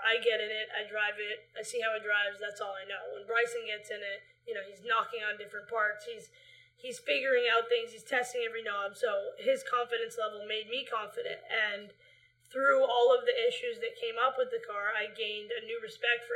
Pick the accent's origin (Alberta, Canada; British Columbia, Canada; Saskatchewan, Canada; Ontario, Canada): British Columbia, Canada; Vancouver; we live in Vancouver. We grew up in Vancouver, BC, Canada.